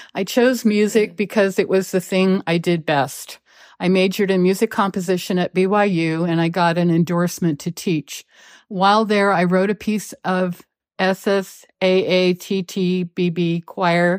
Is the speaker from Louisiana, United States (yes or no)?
no; West Lawn, Pennsylvania, United States; I grew up in West Lawn, Pennsylvania